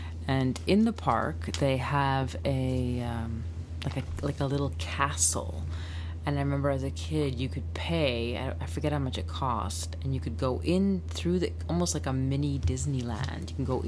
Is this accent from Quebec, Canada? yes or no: no; Thunder Bay, Ontario, Canada; born there; I was born in Thunder Bay.